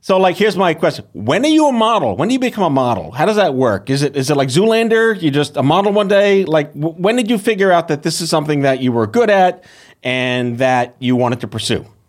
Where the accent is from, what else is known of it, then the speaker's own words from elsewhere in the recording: New York, United States; as a New Yorker